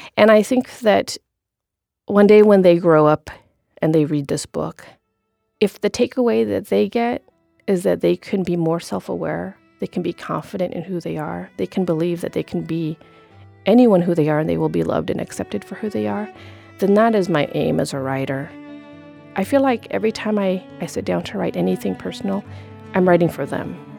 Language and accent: English; Corvallis, Oregon, United States; also born or lived in Cambodia; growing up in Corvallis, Oregon. My family had escaped, uh, the war and genocide in Cambodia.